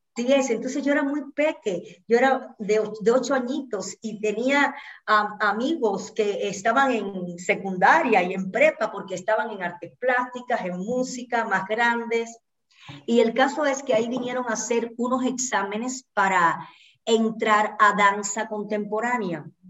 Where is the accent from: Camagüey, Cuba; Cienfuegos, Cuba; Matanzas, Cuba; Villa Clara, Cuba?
Villa Clara, Cuba; Santa Clara; moved away as an adult; also born or lived in Havana, Cuba; now in Mexico; otro municipio que quedaba cerquita de Santa Clara, que fue donde yo nací